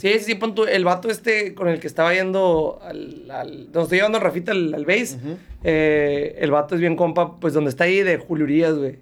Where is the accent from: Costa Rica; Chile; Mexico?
Mexico; como mexicano